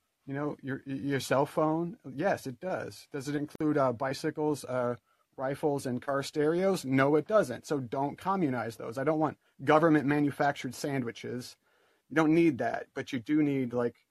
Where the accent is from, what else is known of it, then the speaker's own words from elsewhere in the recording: Dubuque, Iowa, United States; my hometown of Dubuque, Iowa